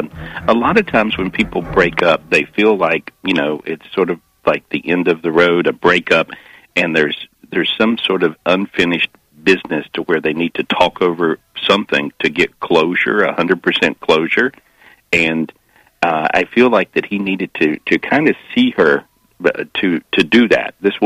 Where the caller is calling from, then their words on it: Florida, United States; I'm in Florida today.